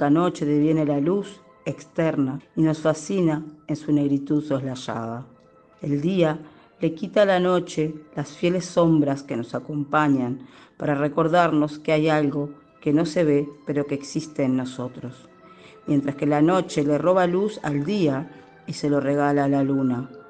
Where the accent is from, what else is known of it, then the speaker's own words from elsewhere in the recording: Uruguay; now in Minas, Uruguay; soy uruguaya, vivo en la ciudad de Minas.